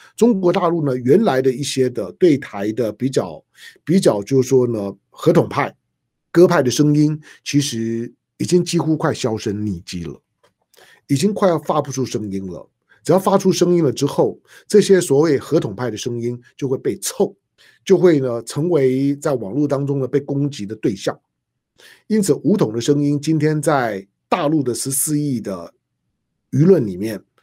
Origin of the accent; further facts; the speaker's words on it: Taiwan; 我作为一个台湾土生土长的中国人